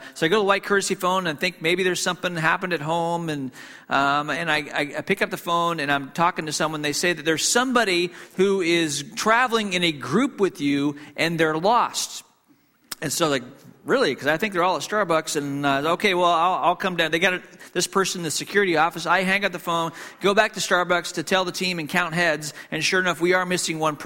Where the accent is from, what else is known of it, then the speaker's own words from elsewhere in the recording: Hong Kong; moved away; I grew up in Hong Kong